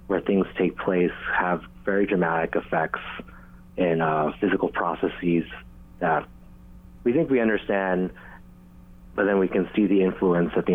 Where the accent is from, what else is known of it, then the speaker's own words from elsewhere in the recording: Hilo, Hawaii, United States; as I grew up in Hilo